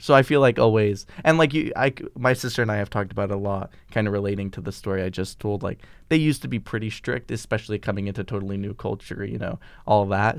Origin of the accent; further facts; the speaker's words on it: Vermont, United States; we're from Vermont